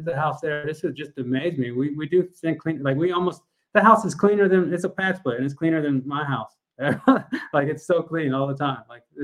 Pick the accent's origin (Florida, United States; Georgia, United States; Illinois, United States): Georgia, United States; Kennesaw; I grew up in Kennesaw